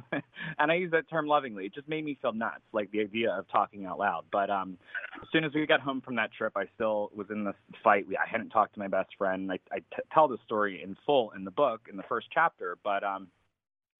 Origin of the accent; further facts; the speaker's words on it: a suburb of Philadelphia in New Jersey, United States; I grew up right outside of Philadelphia in a little town in a suburb there of New Jersey